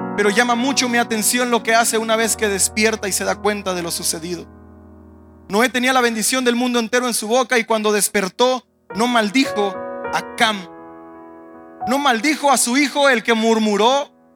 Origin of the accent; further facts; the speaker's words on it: Mexico; moved away; como mexicanos, a pesar de que vivimos en un país extranjero que nos ha abrazado